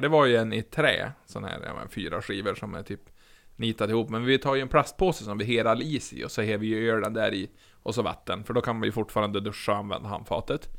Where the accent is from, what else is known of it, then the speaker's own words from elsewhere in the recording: Norrland, Sweden; som norrlänning